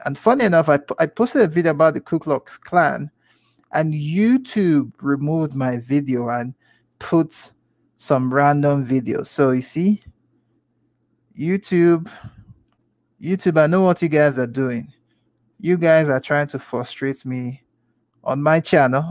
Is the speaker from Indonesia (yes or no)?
no; Nigeria; I'm from the continent, okay? I'm Nigerian, all right? From the Igbo tribe